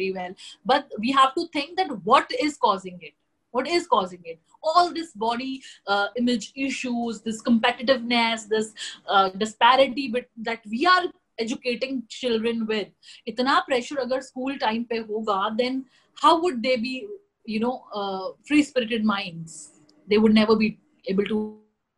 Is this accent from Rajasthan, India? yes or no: no; Jammu and Kashmir, India; I come from Jammu and Kashmir, a very, very closed, culturally closed state